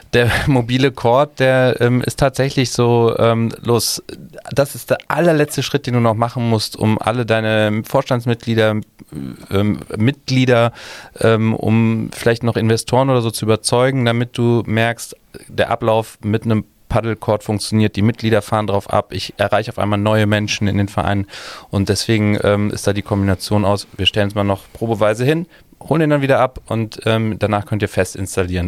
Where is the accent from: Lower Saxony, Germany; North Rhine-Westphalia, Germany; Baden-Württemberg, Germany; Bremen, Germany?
North Rhine-Westphalia, Germany; Cologne; bei uns in Köln